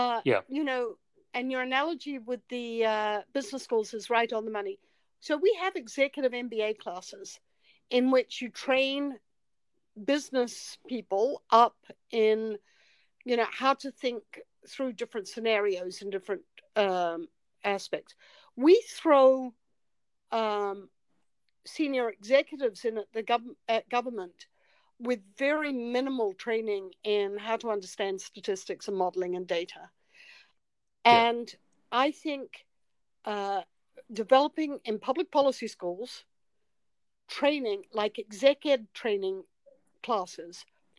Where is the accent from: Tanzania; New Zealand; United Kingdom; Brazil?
New Zealand; I'm from New Zealand.